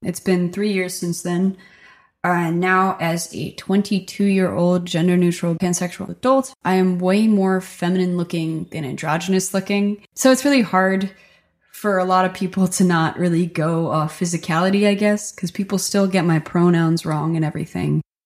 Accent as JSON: {"language": "English", "town": "Stockton", "region": "New Jersey", "country": "United States", "tie": "born or raised there", "moved": "yes", "lives_now": "Nashville, United States", "said": "I grew up in Stockton, New Jersey. It's a really small rural town on the Delaware River."}